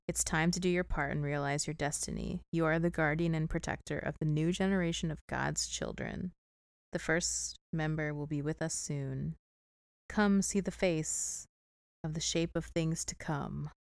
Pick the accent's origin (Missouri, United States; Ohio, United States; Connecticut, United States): Missouri, United States; St. Louis; I am from Saint Louis.